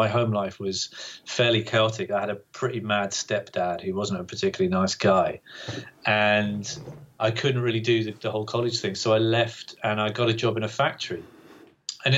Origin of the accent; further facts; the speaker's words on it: Great Yarmouth, East of England, United Kingdom; also born or lived in Bungay, Suffolk / Norwich; my dad died when I was 10. And after that, we moved to Great Yarmouth